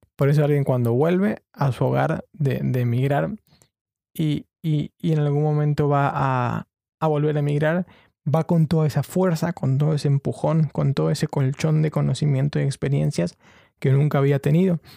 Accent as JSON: {"language": "Spanish", "region": "Chubut", "country": "Argentina", "also_born_or_lived": "Buenos Aires, Argentina", "moved": "yes", "lives_now": "London, United Kingdom", "said": "yo soy de Chubut, de la provincia de Chubut en Argentina"}